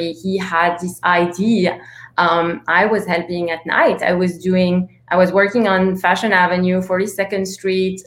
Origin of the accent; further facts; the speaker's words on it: Antwerp, Flanders, Belgium; now in New York, United States; So I grew up in Antwerp, Belgium, and in Belgium we grew up with so many treats